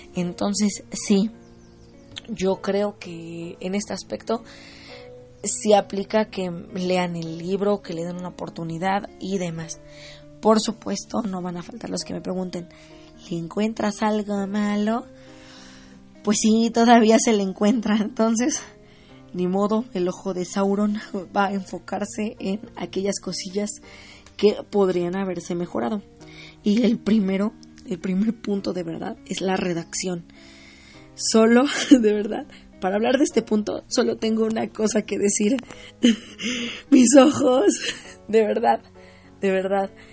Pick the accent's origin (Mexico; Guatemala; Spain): Mexico; yo soy de aquí de México